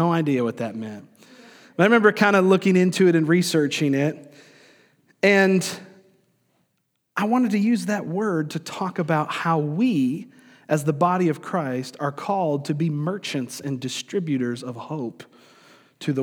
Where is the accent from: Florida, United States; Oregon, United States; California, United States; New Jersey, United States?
Florida, United States; also born or lived in New York; I grew up in Florida, I was born in New York, but spent most of my years coming up in the state of Florida